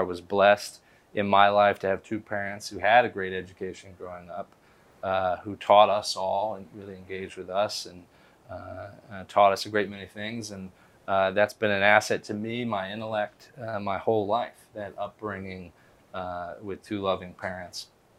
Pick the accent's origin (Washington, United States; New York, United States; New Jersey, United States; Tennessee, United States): Tennessee, United States; Memphis; moved away; also born or lived in Wisconsin; I was born and raised in Memphis, Tennessee, so also from the South, and I'm the fourth of five kids, and we were in that same category of pretty poor, but not quite poor enough to get help.